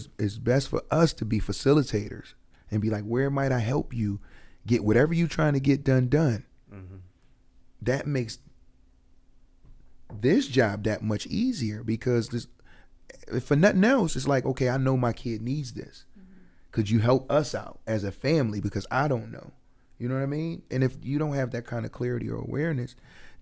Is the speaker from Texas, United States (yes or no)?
no; Buffalo, New York, United States; growing up in Buffalo